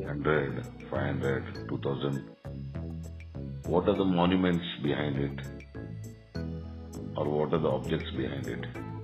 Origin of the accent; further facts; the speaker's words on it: Andhra Pradesh, India; now in Bangalore, India; And I'm also from Andhra.